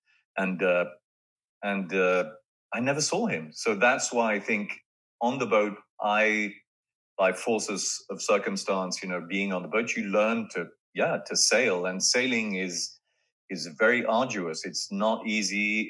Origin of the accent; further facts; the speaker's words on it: France; moved away; growing up in France